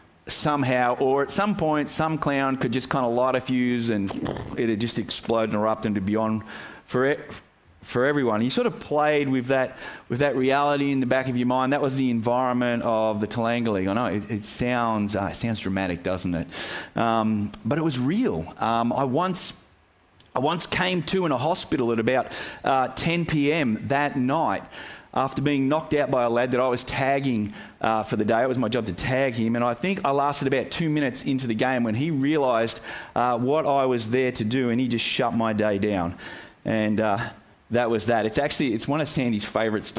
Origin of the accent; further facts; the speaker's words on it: Yackandandah, Victoria, Australia; my hometown of Yakandanda